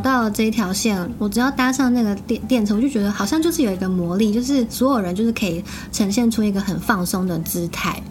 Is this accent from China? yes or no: no; Keelung, Taiwan; moved away as an adult; now in Tokyo, Japan; 因为我是基隆人